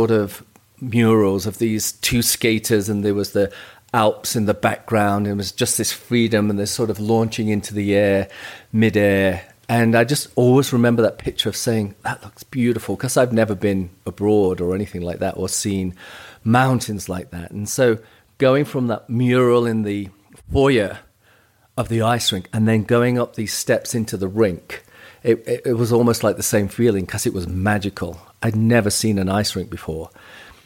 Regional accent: Nottingham, East Midlands, United Kingdom; I was from Nottingham.

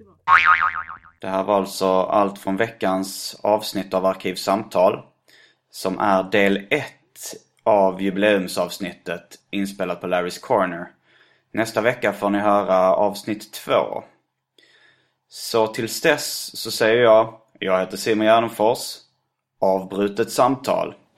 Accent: Lund, Skåne, Sweden; i Lund stadspark då, där jag växte upp

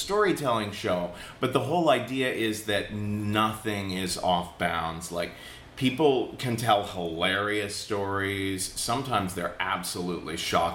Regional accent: Cincinnati, Ohio, United States; now in New York, United States; So I grew up in Cincinnati, Ohio, which is very Republican.

